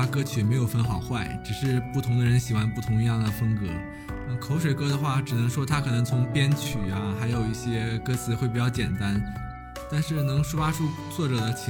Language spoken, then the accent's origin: Chinese; Northeast China, China; 啊，喊麦是在我们东北会比较流行啊。我们东北的 hip hop，呦呦。